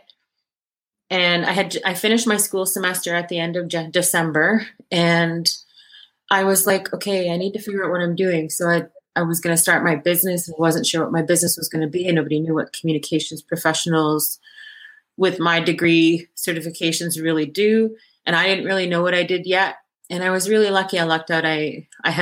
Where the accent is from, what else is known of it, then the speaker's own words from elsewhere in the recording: Inuvik, Northwest Territories, Canada; I grew up in the Mad Trapper in Inuvik